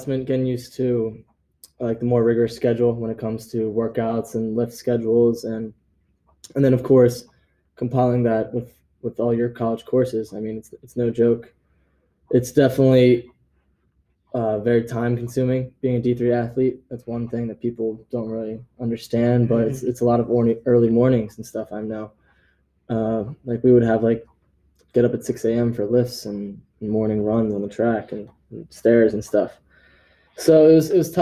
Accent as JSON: {"language": "English", "town": "West Chester", "region": "Pennsylvania", "country": "United States", "said": "I'm from Westchester, Pennsylvania. I went to Bishop Shannon High School"}